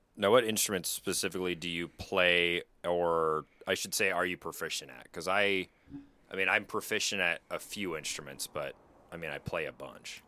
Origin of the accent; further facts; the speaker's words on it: Pacific Northwest, United States; we're both from the Pacific Northwest